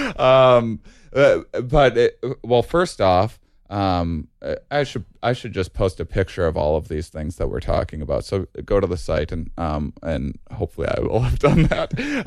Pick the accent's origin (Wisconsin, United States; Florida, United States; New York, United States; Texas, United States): Wisconsin, United States; now in California, United States; I grew up in Wisconsin